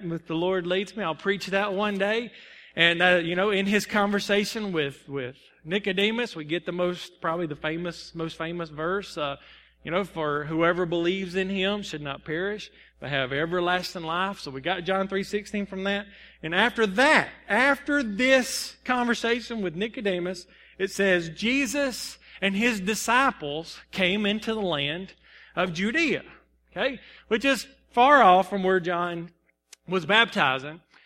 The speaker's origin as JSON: {"language": "English", "town": "Salem", "country": "United States", "said": "I'm from Salem"}